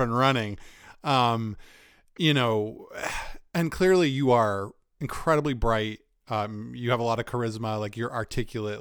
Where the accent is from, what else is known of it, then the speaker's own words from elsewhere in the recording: Northeastern US, United States; like us Northeasterners